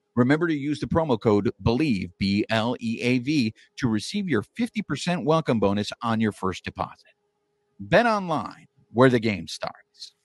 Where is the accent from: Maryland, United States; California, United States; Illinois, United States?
California, United States; born and raised in California